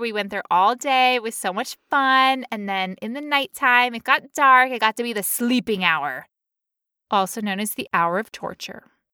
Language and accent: English; United States; I'm American